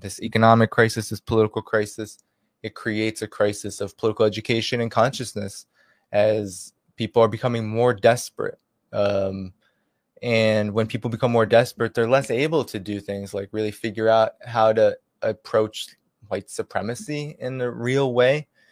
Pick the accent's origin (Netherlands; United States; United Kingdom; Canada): United States; Boston, Massachusetts; I'm from Boston